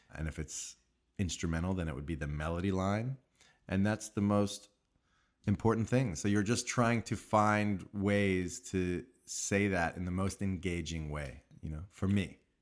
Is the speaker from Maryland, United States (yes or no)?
no; Long Island, New York, United States; I grew up in New York, in Long Island